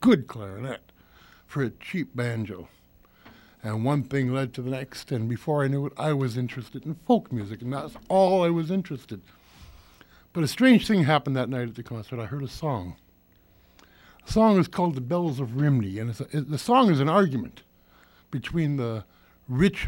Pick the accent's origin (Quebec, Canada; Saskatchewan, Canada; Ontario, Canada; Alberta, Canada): Ontario, Canada; Toronto; I didn't grow up in Winnipeg. That's a mythology. I'm a Torontonian. I grew up in Spadina riding